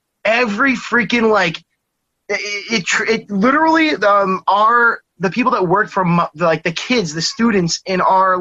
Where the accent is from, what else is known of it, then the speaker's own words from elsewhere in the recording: Massachusetts, United States; also born or lived in Maine / New Hampshire; From Massachusetts.